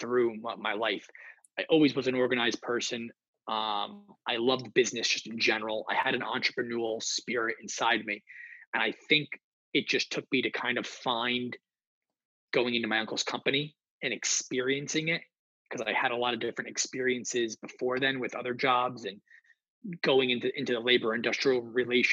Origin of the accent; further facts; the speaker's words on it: New Jersey, United States; I'm being from the North Jersey area